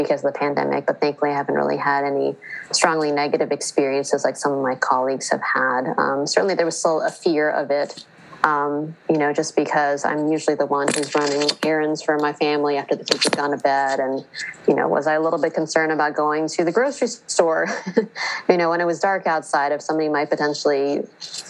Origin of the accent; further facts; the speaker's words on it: United States; first language English; I was born and raised in the United States. I only speak English